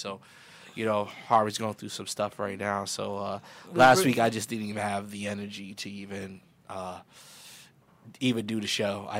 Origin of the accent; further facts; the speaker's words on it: New York, United States; moved away; I'm from New York